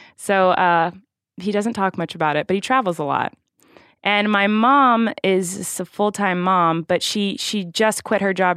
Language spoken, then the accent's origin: English; Santa Barbara, California, United States; I was born in Santa Barbara, California, in November